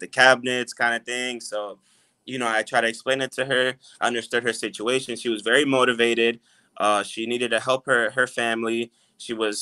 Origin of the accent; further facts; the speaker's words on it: Orlando, Florida, United States; I was raised in Orlando, so I know the area very well